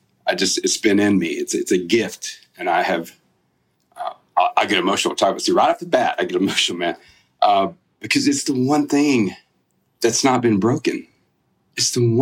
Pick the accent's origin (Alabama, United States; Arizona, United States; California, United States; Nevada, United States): Alabama, United States; South; I grew up in South Alabama.